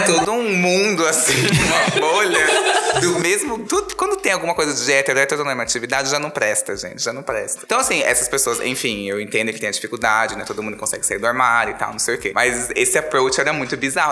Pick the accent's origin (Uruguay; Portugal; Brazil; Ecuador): Brazil; Diadema, São Paulo; Eu sou de Diadema, do Grande ABC